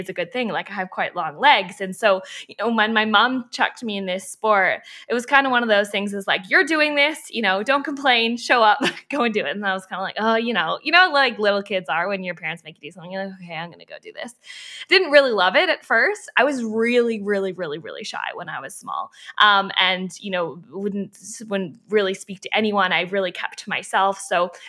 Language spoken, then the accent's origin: English; Canada; My parents are from Australia and I was born in Canada